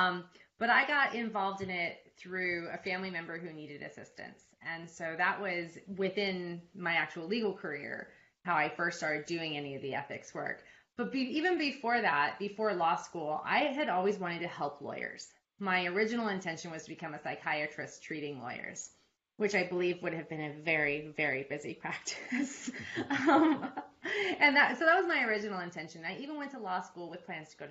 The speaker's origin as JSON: {"language": "English", "region": "California", "country": "United States", "tie": "born or raised there", "also_born_or_lived": "Oregon / Connecticut / New York / Sydney, Australia", "moved": "as an adult", "lives_now": "Alpharetta, United States", "said": "I'm originally from California, born and raised in the same house till I left for college."}